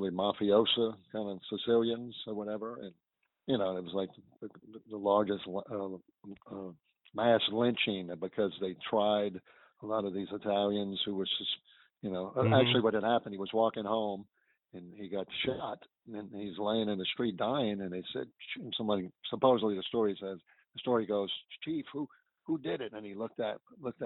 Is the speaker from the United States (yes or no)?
yes; New Orleans, Louisiana, United States; Mid-City, which I grew up in Mid-City.